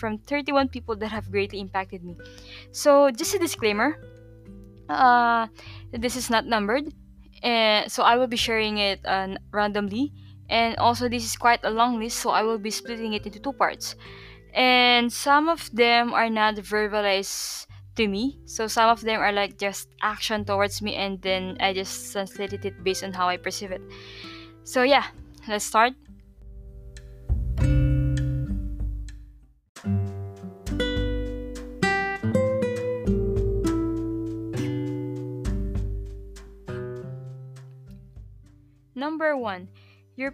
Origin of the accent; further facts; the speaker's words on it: Philippines; moved away as an adult; also born or lived in Malaysia; now in Tallinn, Estonia; I'm born and raised in Philippines.